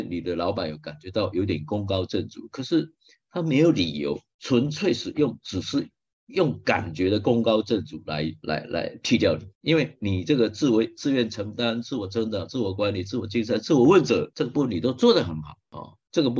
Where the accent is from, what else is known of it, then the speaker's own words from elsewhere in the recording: Taiwan; 像基本上日本也好，或者我们台湾人也好，我们都是属于勤奋的工作者